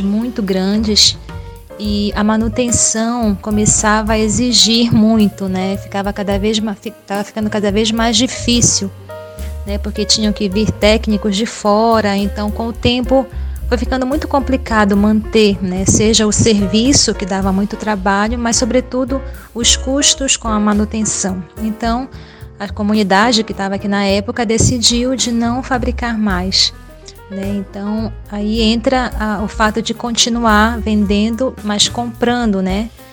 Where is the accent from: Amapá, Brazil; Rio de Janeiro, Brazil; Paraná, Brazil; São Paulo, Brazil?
Amapá, Brazil; Macapá; sou aqui de Macapá